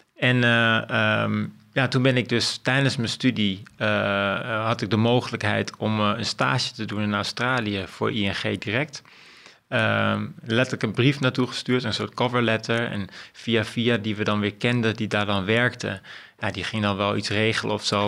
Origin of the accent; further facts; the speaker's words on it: Amstelveen, North Holland, Netherlands; ik ben opgegroeid over in Amstelveen